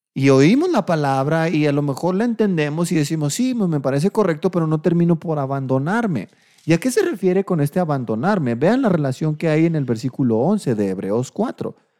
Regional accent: Delicias, Chihuahua, Mexico; moved away; allá en Delicias, mi tierra, mi tierra caliente

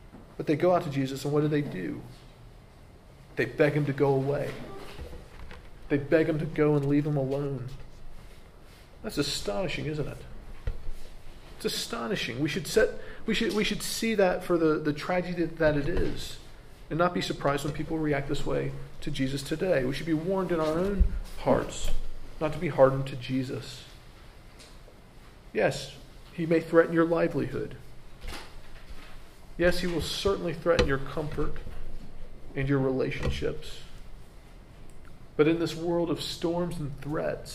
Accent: United States; As an American

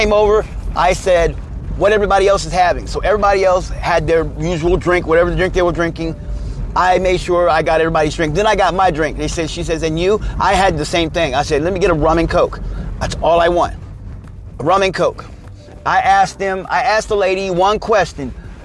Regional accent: Missouri, United States; moved away; back home where I'm from, because I'm from the Midwest, I'm from the great state of Missouri

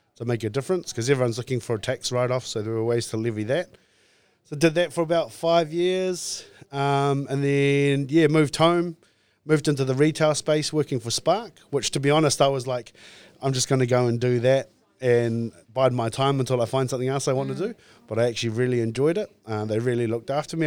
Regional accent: New Plymouth, Taranaki, New Zealand; born and raised in Taranaki, um, in New Plymouth in town

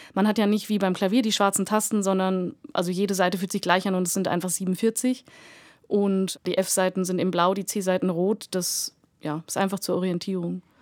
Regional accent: Hanover, Lower Saxony, Germany; now in Munich, Germany; mit fünf Jahren bei einem Tag der offenen Tür von der Musikschule Hannover, meiner Heimatstadt.

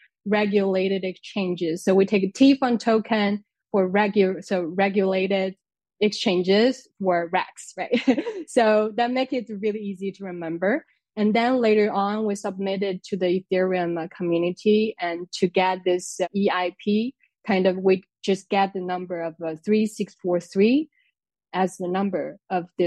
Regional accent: China; moved away as an adult; now in France; I came to France to study. I'm originally from China

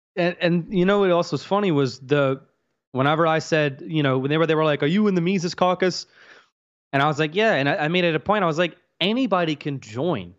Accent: Louisiana, United States; I grew up around black folks. I'm from Louisiana

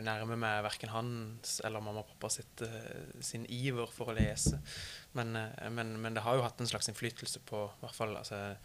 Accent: Mandal, Agder, Norway; min hjemby Mandal

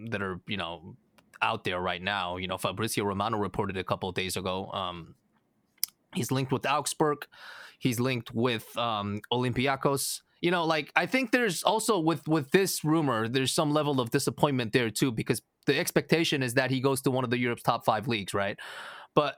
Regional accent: United States; accent: American; my American accent

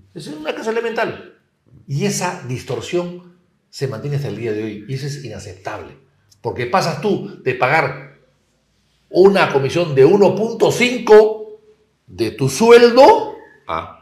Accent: Peru; also born or lived in Spain; mi país y a mi pueblo

